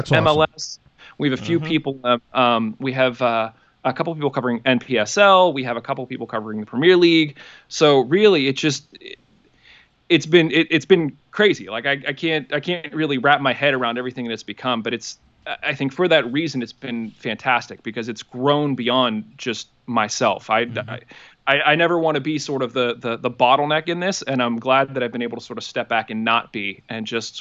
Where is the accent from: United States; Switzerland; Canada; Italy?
United States; Pittsburgh, Pennsylvania; Born and raised in Pittsburgh